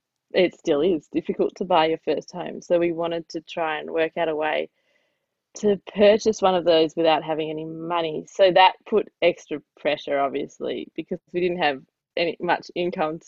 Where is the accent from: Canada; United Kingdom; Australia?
Australia; I'm Jewish Australian